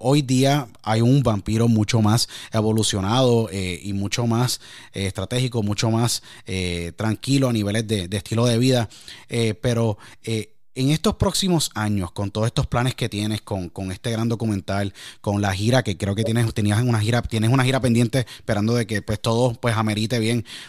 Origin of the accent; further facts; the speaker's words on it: Puerto Rico; now in Pennsylvania, United States; Yo crecí en Puerto Rico, hoy día radico en el estado de Pensilvania, en el noreste de Estados Unidos.